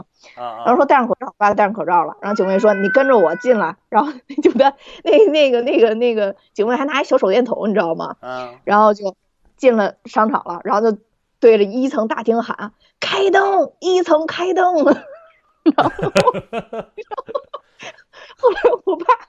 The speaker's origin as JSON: {"language": "Chinese", "region": "Beijing", "country": "China", "said": "原来我们家住西单，"}